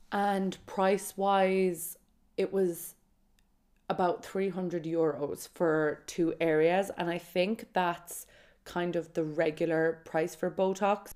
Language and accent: English; Kerry, Munster, Ireland; I'm from Kerry